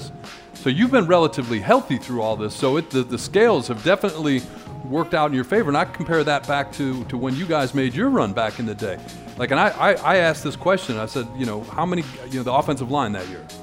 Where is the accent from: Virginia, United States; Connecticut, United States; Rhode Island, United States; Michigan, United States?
Michigan, United States; Detroit; I grew up in Detroit